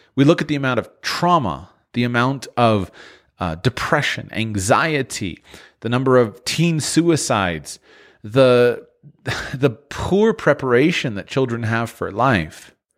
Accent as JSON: {"language": "English", "region": "Florida", "country": "United States", "said": "I'm from Florida"}